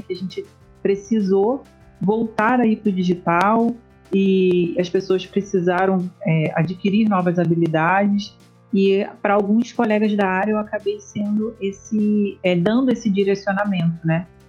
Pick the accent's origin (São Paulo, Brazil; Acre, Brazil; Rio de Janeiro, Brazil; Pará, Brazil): Rio de Janeiro, Brazil; interior of Rio de Janeiro state, Brazil; moved away as an adult; also born or lived in Niterói; eu não sou da, da cidade de Niterói, que é onde fica a UF, onde eu me graduei. É, eu sou do interior do estado